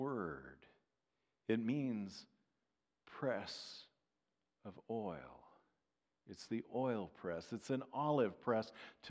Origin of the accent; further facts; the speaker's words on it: Strathmore, California, United States; now in Minnesota, United States; I'm from Strathmore.